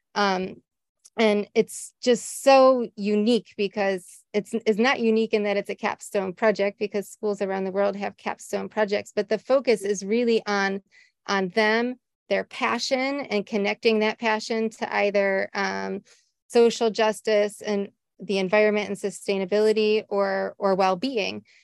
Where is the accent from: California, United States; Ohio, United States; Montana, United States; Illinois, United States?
Ohio, United States; Cleveland; moved away; I grew up in Ohio, USA, mm-hmm. right outside of the city of Cleveland